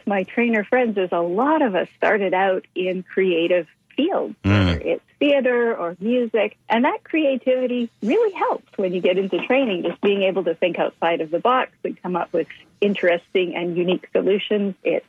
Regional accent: Toronto, Ontario, Canada; born there; also born or lived in British Columbia; I was born in Toronto, but I've lived all over. Mm-hmm. And I spent the most time on the West Coast.

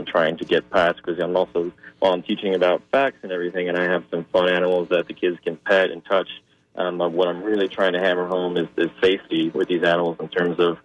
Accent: New York City, New York, United States; moved away as an adult; now in St. Petersburg, United States; a local zoo in my hometown of Staten Island, New York

